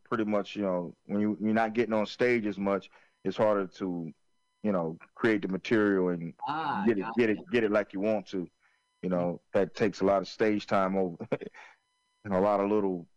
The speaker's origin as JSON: {"language": "English", "town": "Florence", "region": "South Carolina", "country": "United States", "tie": "born or raised there", "said": "where I grew up in Florence, South Carolina."}